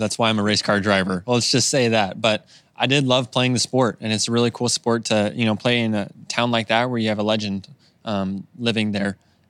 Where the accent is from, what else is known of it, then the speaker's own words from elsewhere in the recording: Idaho, United States; now in Indianapolis, United States; growing up in Idaho